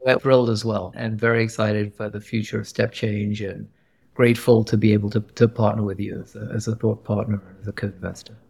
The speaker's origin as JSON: {"language": "English", "region": "England", "country": "United Kingdom", "tie": "born or raised there", "also_born_or_lived": "Pakistan", "moved": "as an adult", "lives_now": "Silicon Valley, United States", "said": "I grew up in England."}